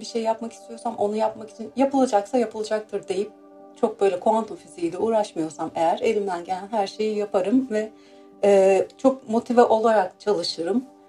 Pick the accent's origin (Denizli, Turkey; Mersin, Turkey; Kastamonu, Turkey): Mersin, Turkey; moved away as an adult; also born or lived in Istanbul / Izmir; now in London, United Kingdom; ben Mersin doğumluyum